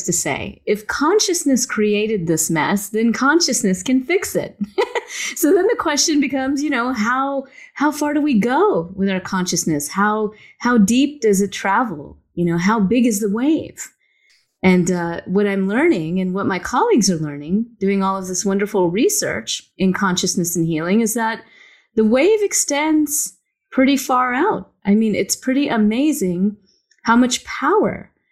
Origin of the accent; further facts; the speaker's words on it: the South, United States; I grew up in the South and all my friends were Baptist